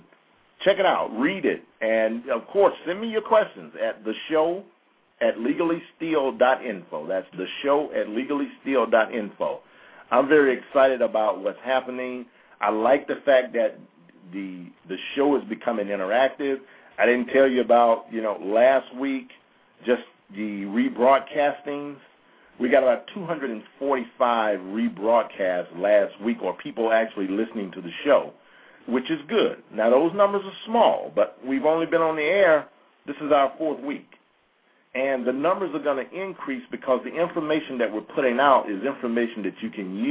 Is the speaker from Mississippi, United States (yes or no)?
yes; near Jackson, Mississippi, United States; That's near my hometown